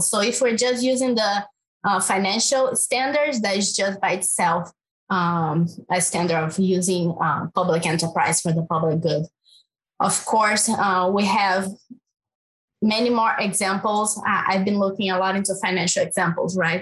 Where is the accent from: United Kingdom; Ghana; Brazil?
Brazil; English is a second language; moved away; I'm from Brazil, in case people didn't notice my accent